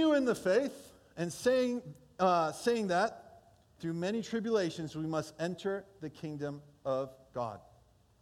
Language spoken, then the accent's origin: English; Holland, Michigan, United States; first language Portuguese; English is a second language; also born or lived in Brazil; I grew up most of my school years in Hall, Michigan